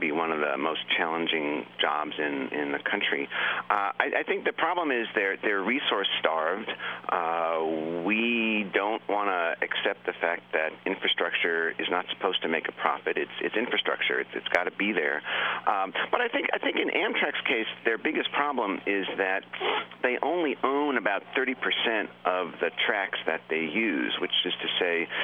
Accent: Long Island, New York, United States; I grew up on Long Island, and I could walk to the train station

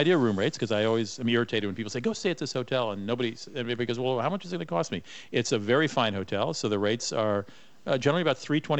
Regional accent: East Coast, United States; I was from the East Coast, and we don't have a whole lot of wineries there

